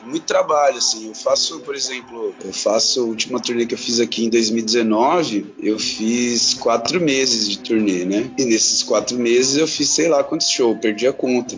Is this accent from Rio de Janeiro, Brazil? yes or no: no; São Paulo, Brazil; moved away; eu venho de São Paulo, capital, né? Nasci, e cresci lá